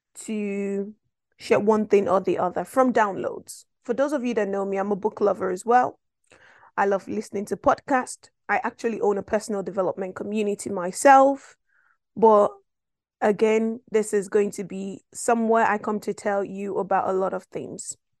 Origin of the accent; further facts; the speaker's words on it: Nigeria; moved away; I'm originally from West Africa, Nigeria, to be precise.